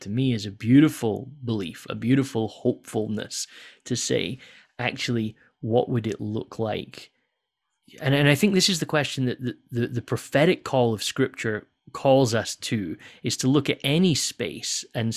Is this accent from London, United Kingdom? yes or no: no; Scotland, United Kingdom; moved away; I grew up in Scotland